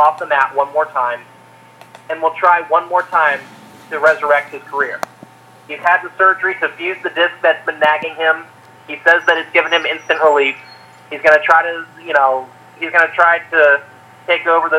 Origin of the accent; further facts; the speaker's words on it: Orlando, Florida, United States; growing up in the Orlando area, going out to Bay Hill.